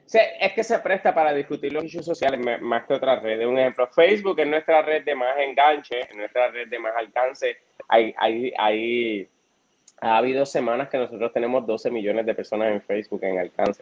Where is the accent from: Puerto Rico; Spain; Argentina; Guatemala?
Puerto Rico; Florida; soy del municipio de Florida, me crié toda mi vida en Florida